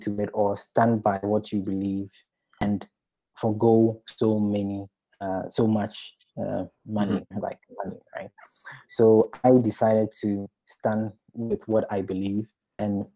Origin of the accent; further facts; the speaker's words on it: Ghana; moved away; I come from Ghana